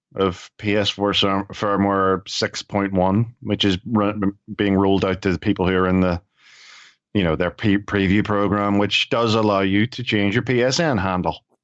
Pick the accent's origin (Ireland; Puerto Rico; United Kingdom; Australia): Ireland; I'm Irish.